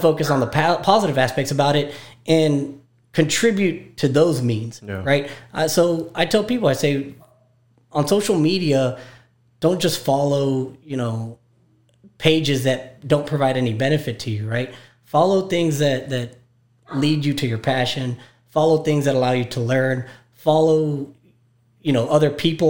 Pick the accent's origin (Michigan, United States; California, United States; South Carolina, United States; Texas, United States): Texas, United States; McAllen; also born or lived in Baltimore, Maryland / Austin, Texas; I was born in Baltimore, but I was born in 1980, and my father moved here in 1982. So basically consider myself a McAllen native. Went to school here